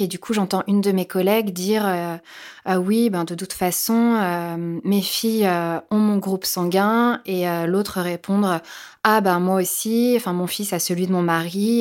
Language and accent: French; Picardy, Hauts-de-France, France; now in Paris, France; Ma mère euh, habite en Picardie, c'est là où j'ai grandi